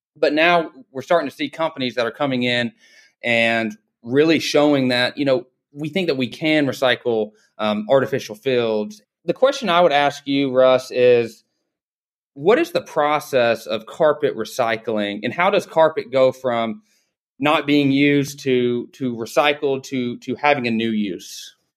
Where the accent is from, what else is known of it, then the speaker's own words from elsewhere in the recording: Dalton, Georgia, United States; I grew up in Dalton, Georgia